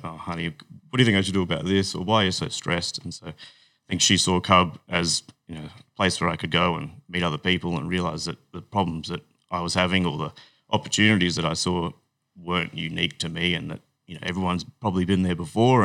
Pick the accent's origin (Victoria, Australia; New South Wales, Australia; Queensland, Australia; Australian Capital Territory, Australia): Queensland, Australia; Brisbane; moved away as an adult; also born or lived in Sydney; I grew up in Brisbane